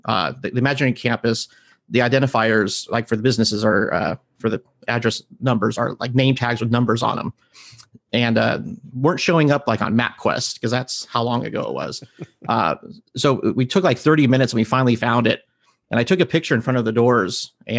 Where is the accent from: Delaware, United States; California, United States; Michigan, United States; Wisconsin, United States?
California, United States; the Valley, Southern; also born or lived in Granada Hills, California / Santa Clarita, California; I grew up in Southern California, in the Valley. I was born in Granada Hills, later moved to Santa Cruz, which is like home to Magic Mountain.